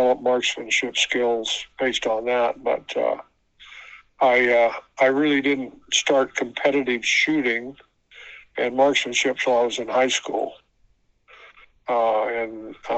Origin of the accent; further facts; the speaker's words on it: Santa Barbara County, Central California, United States; I grew up on a cattle and farming operation in Central California in Santa Barbara County.